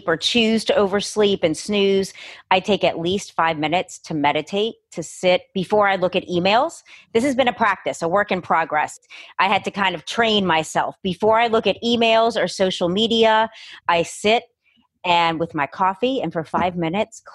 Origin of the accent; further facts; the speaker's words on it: New Orleans, Louisiana, United States; also born or lived in Los Angeles; I was born and raised in New Orleans, living here my whole life.